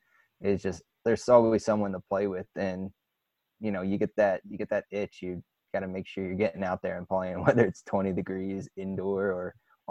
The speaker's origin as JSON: {"language": "English", "region": "New Jersey", "country": "United States", "said": "I'm from New Jersey as well"}